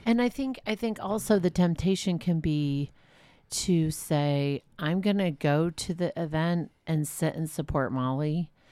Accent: Walnut Creek, California, United States; I'm from Walnut Creek

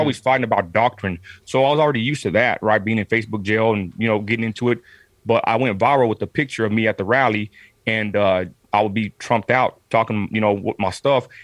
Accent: Midland, Texas, United States; I'm from Southside Midland, Texas

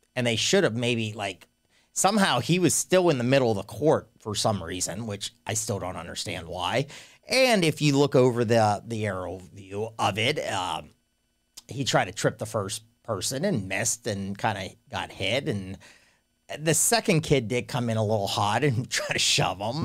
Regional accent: Central Pennsylvania, United States; I'm from Central P

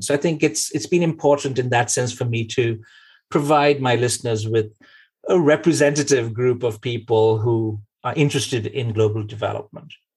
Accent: Kolkata, West Bengal, India; moved away as an adult; now in Norway; born in Calcutta, but lived most of our lives in the West

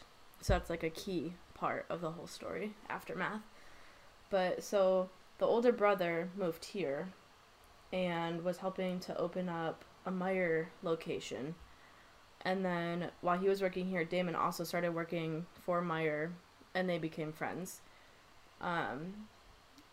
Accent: Grand Rapids, Michigan, United States; now in Wisconsin, United States; I'm from Grand Rapids, Michigan, so it's, like, right across the lake from Milwaukee

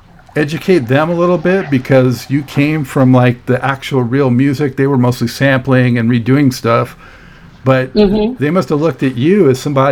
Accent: Los Angeles, California, United States; I was from Los Angeles

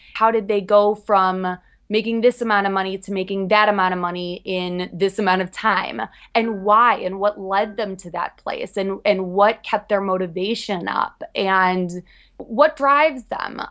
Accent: Chicago, Illinois, United States; now in New York City, United States; I'm originally from Chicago, Midwest girl, moved out to New York

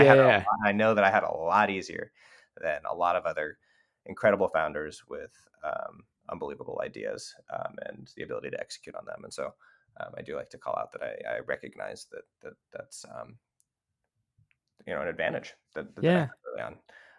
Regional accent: California, United States; You know, we're from Northern California.

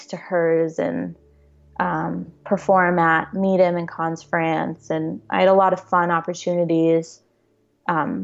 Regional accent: Dallas, Texas, United States; moved away as an adult; now in Los Angeles, United States; the last time I was home in Dallas

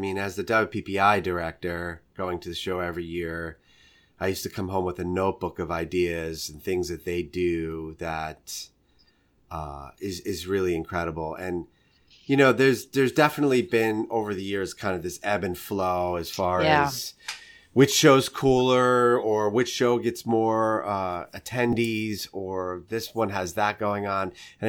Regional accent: New York, United States; He's a Southern guy. I'm a New Yorker. Like, we would never be friends under any normal circumstance.

